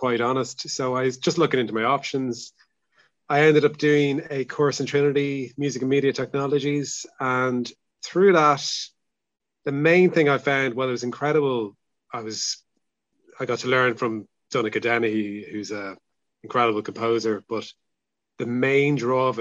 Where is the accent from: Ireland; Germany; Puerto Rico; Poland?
Ireland; Dublin, Leinster; also born or lived in Salthill, Galway; now in Galway, Ireland; I'm from Dublin. I feel like I'm a permanent blow-in now, really